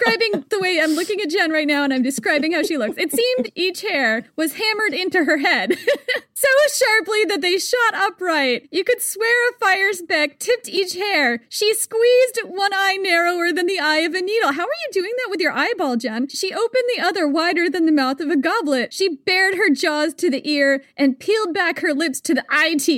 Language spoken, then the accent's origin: English; United States; I am American